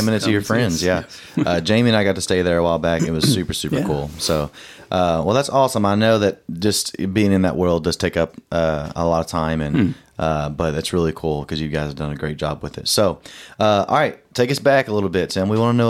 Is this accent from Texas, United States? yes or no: yes; Southeast Texas, United States; also born or lived in Southeast Arkansas; I was born in Southeast Arkansas, I grew up in Southeast Texas